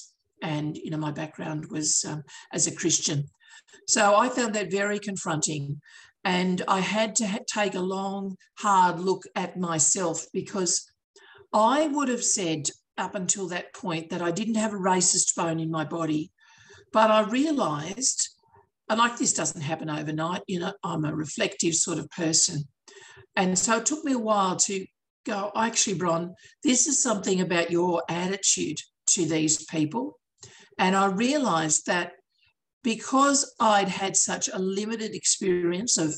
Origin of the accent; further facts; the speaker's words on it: Australia; Aussies, we do tend to speak quickly